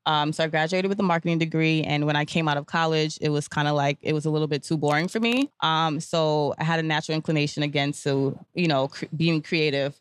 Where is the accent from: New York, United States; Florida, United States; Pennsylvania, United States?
New York, United States; New York City; I'm born and raised in Brooklyn from a Grenadian, um, Grenadian parentage